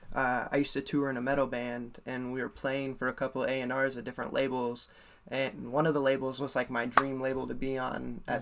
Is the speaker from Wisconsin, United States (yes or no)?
no; Ames, Iowa, United States; also born or lived in Minneapolis, Minnesota; I grew up in Ames, Iowa until I was like 19, and then I moved to Minneapolis for six years, and then I moved back here